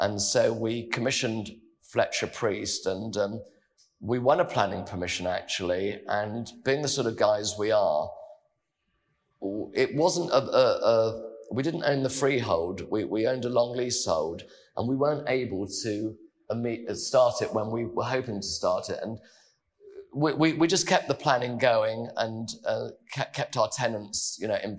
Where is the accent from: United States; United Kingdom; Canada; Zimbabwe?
United Kingdom; London; as a Londoner